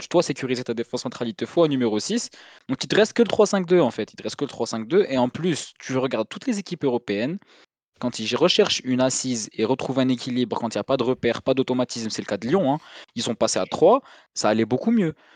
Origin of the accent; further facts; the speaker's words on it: Algeria; on est algérien